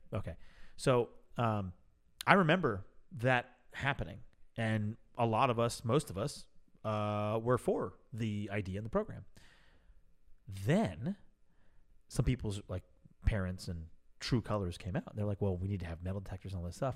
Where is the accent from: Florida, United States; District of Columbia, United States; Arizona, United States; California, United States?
California, United States; Oakland; I was born in Oakland. I'm an OG